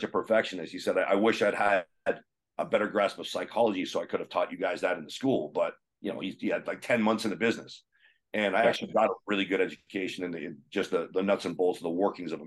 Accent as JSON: {"language": "English", "town": "Kitchener", "region": "Ontario", "country": "Canada", "tie": "born or raised there", "also_born_or_lived": "Calgary, Alberta", "moved": "as an adult", "said": "Kitchener, Ontario, my hometown"}